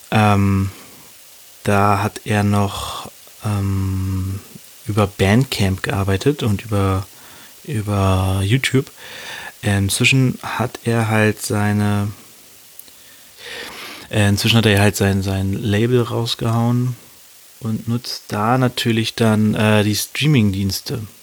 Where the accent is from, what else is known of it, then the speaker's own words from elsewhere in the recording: Hannover, Lower Saxony, Germany; Und zwar beschäftigen wir uns mit zwei Rappern, die auch aus meiner Heimat kommen, aus meiner Heimatstadt Hannover.